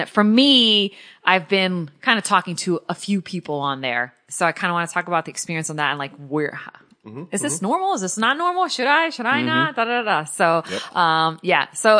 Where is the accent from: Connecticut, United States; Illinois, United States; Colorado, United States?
Connecticut, United States; moved away; Because I'm from Connecticut originally.